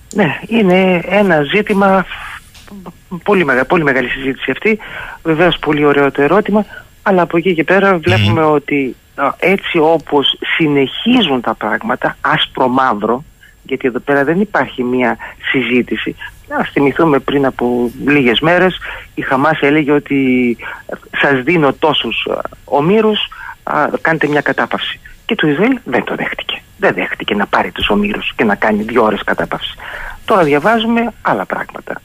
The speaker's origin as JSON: {"language": "Greek", "town": "Thessaloniki", "region": "Central Macedonia", "country": "Greece", "tie": "born or raised there", "said": "Θεσσαλονίκη η πατρίδα μου"}